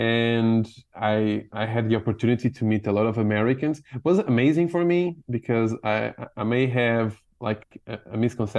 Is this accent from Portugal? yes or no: yes; Portugal; English is a second language; also born or lived in Vila do Conde, Portugal; I am from the country is Portugal. So the village that I'm living is Vila do Conde. It's near Porto.